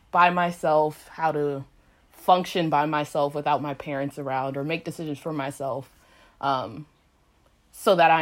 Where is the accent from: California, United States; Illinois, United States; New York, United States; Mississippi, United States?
California, United States; Los Angeles; I'm from Los Angeles